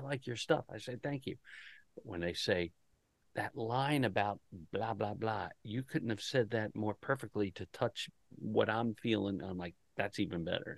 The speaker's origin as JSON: {"language": "English", "region": "Delaware", "country": "United States", "said": "I'm from Delaware"}